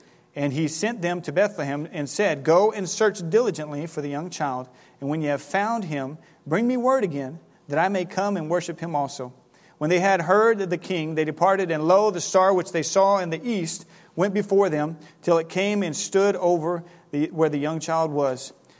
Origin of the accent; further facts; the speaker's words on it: Ribeirão Preto, São Paulo, Brazil; moved away; I grew up in Brazil. This time of year in Brazil, it is not cold, it is not snowy, it is hot. Right now, today, I saw that in Ribeirão Preto, where we lived before we came up, it is 95 degrees